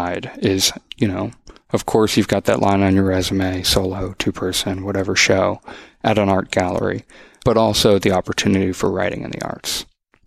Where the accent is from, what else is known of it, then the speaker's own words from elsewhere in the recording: Boston, Massachusetts, United States; moved away as an adult; also born or lived in Los Angeles; now in Austin, United States; growing up in the Boston area, living in LA for a little bit